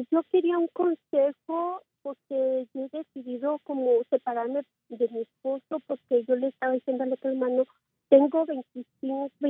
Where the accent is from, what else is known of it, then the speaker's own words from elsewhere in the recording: Mexico; moved away; siempre me humilla porque él he nacido aquí, pero yo soy mexicana, pero siempre me dice que, soy una mexicana chapa